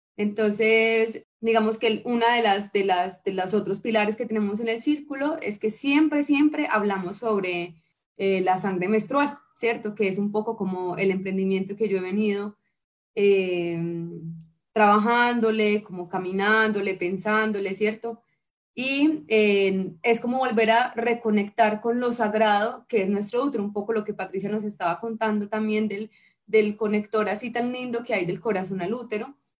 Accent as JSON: {"language": "Spanish", "town": "Bucaramanga", "region": "Santander", "country": "Colombia", "also_born_or_lived": "Pereira, Colombia", "moved": "as an adult", "lives_now": "Armenia, Colombia", "said": "yo soy de Bucaramanga, de Bucaramanga, mano, y llegué a Carmenia mm, hace como unos cinco años"}